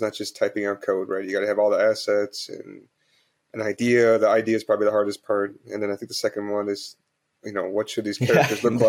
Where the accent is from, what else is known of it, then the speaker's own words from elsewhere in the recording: United States; now in Hong Kong; No, I'm actually from US. Just I've been living in Hong Kong for over 10 years, so I have to get used to like UK English and then people whose English is not their first language.